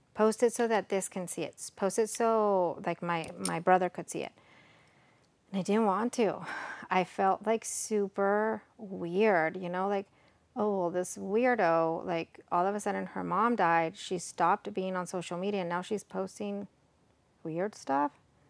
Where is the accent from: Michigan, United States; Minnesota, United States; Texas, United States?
Texas, United States; born there; also born or lived in Mexico; I'm Mexican American. I was born here in Texas, but I graduated college in Mexico